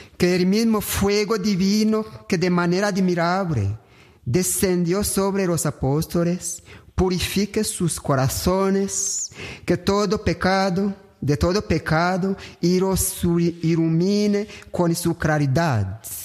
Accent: Rwanda; Hago mi pastoral aquí en mi país, en Ruanda

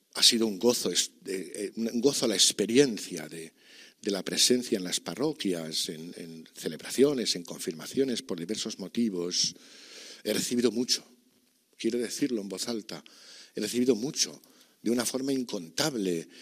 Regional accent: Archdiocese of Valencia, Valencian Community, Spain; esta diócesis de la que soy, de la que siempre seré, porque es mi tierra y es mi vida

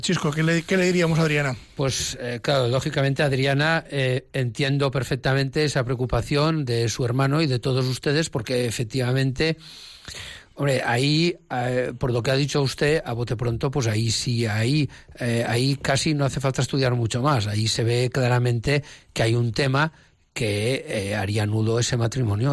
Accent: Menorca, Balearic Islands, Spain; now in Palma de Mallorca, Spain; la isla de Menorca, donde yo nací

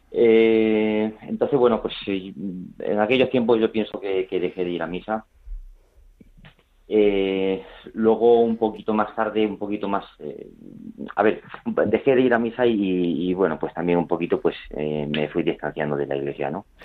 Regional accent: Badajoz, Extremadura, Spain; born there; Bueno, pues yo también nací en Badajoz, en una familia cristiana, somos seis hermanos y yo el segundo y único varón.

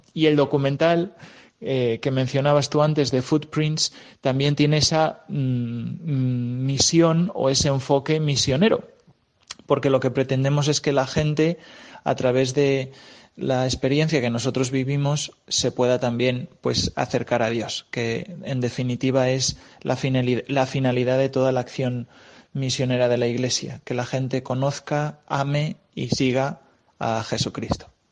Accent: Cuenca, Castilla-La Mancha, Spain; moved away as an adult; also born or lived in Rome; now in Arizona, United States; yo soy de originario de Cuenca

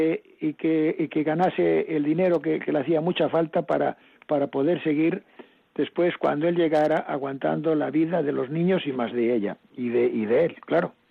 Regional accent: Cayón, Cantabria, Spain; born there; me voy a la Virgen de los Milagros de donde nací, solo nací, en Cayón.

